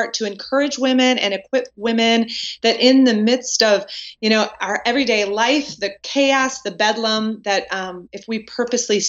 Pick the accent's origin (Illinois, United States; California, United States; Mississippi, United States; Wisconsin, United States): Wisconsin, United States; now in North Carolina, United States; Born and raised in Wisconsin